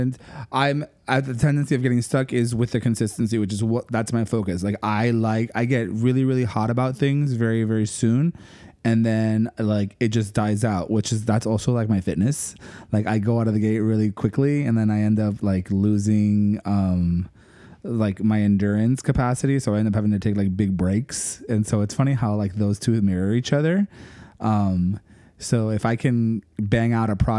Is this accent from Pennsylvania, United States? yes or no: no; Miami, Florida, United States; accent: Miami; my Miami accent